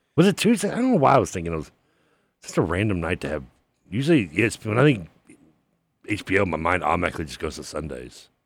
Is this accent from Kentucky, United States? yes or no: yes; Louisville, Kentucky, United States; growing up in Briarwood